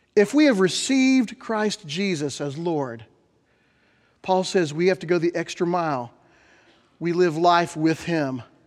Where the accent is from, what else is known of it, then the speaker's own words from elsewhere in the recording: Bethany, Oklahoma, United States; When I was a kid growing up in Bethany, Oklahoma